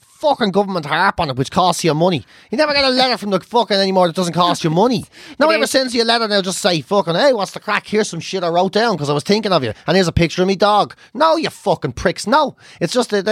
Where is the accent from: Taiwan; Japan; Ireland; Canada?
Ireland; growing up being an Irish kid